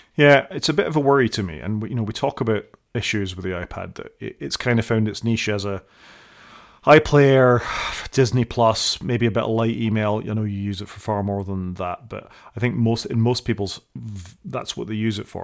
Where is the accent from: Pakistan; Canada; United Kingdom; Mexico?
United Kingdom; I'm British